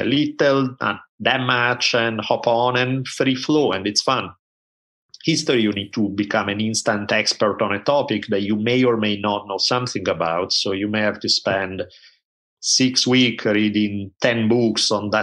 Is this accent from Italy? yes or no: yes; Italy; So I grew up in Italy at a time when there were maybe two TV channels